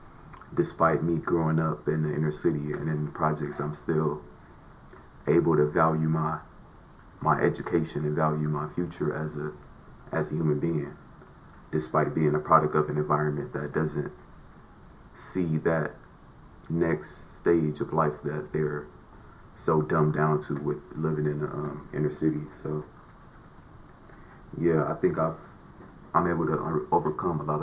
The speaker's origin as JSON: {"language": "English", "town": "Los Angeles", "region": "California", "country": "United States", "tie": "born or raised there", "said": "I grew up in the Nickerson Gardens"}